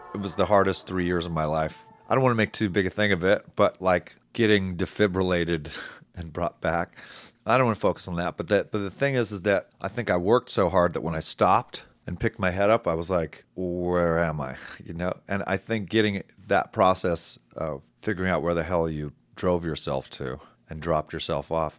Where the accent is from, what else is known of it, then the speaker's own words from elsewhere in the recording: Palm Desert, California, United States; I'm from Palm Springs area, Palm Desert